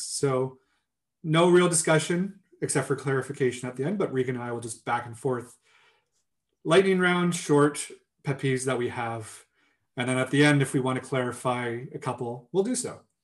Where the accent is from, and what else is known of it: Kingston, Ontario, Canada; moved away; also born or lived in Yukon